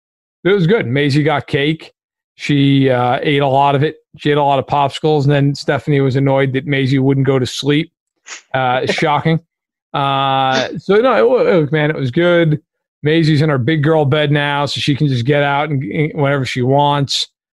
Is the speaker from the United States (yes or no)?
yes; New York, United States; As a New Yorker, I cannot stand that team.